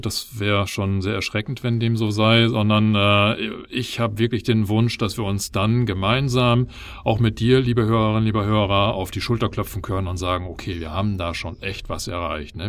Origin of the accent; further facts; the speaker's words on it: Germany; bei uns in Deutschland